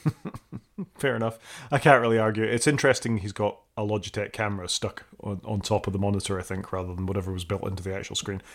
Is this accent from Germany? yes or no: no; Scotland, United Kingdom; I'm a Scot